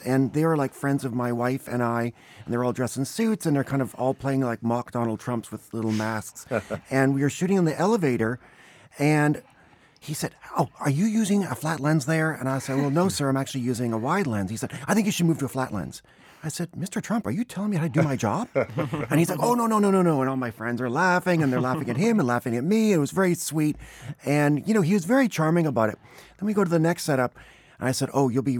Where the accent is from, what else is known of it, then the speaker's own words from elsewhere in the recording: Canada; moved away; growing up in Canada